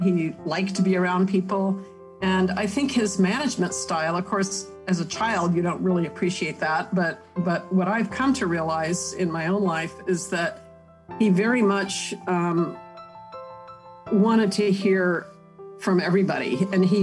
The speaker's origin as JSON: {"language": "English", "town": "Huntsville", "region": "Alabama", "country": "United States", "tie": "born or raised there", "said": "I was born in Huntsville"}